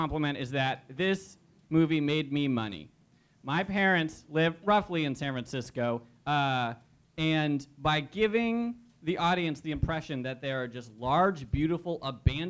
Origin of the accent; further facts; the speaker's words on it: Scotland, United Kingdom; I'm Scottish.